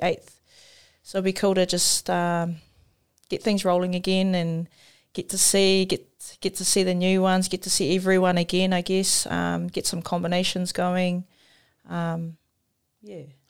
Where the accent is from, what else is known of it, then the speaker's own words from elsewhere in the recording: New Zealand; I grew up in Paidoa, so it was a small community